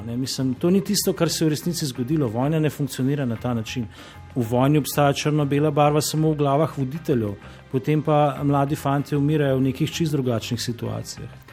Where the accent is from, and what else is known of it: Slovenia